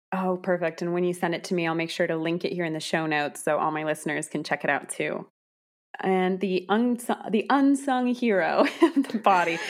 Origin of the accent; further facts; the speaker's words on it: California, United States; moved away; also born or lived in Iowa; I was born and raised in California